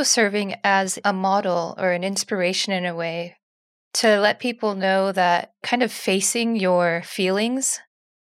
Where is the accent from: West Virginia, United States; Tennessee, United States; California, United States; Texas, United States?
California, United States; also born or lived in Oakland / San Diego; I grew up in California